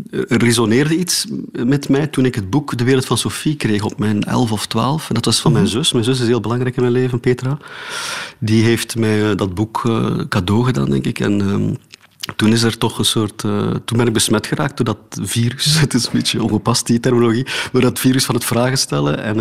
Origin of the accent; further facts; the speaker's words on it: Oudenaarde, Flanders, Belgium; accent: Oudenaards; moved away; also born or lived in Antwerp; toen ik in Oudenaarde woonde.